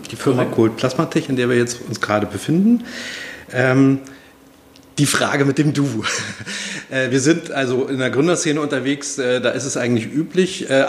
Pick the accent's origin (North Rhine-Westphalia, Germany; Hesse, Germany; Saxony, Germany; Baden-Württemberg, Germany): Hesse, Germany; Wiesbaden; born there; also born or lived in Mainz; Jahrgang äh, 1979, mhm. Äh, gebürtiger Hesse.